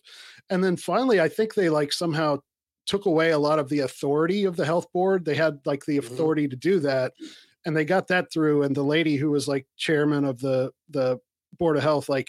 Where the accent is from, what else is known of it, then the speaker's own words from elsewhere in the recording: Dayton, Ohio, United States; moved away as an adult; also born or lived in Columbus, Ohio; now in Tennessee, United States; I'm from Dayton